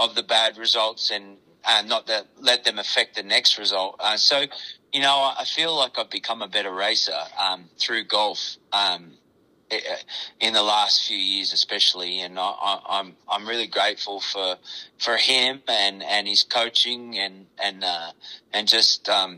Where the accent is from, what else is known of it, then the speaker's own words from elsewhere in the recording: Australia; now in Iowa, United States; I'm Australian